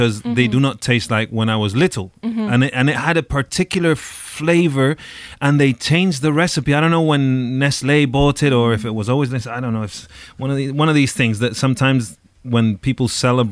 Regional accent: Spain; moved away; born and raised in Spain

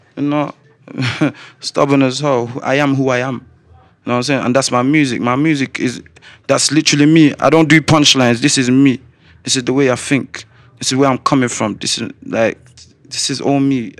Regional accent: Coventry, West Midlands, United Kingdom; also born or lived in Slough / Gambia; I was born in Slough. I got sent to Gambia when I was two years old. I came back straight to Coventry at eight.

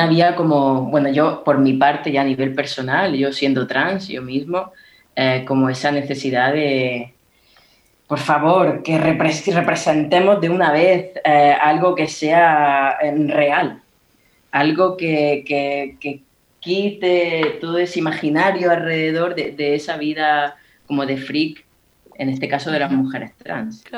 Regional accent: Níjar, Andalusia, Spain; Yo soy de Almería, yo soy de Níjar

